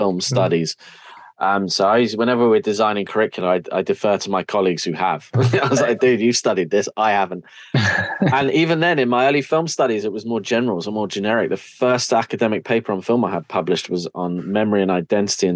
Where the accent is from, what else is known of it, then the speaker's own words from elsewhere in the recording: London, United Kingdom; moved away as an adult; now in Wales, United Kingdom; I'm from North London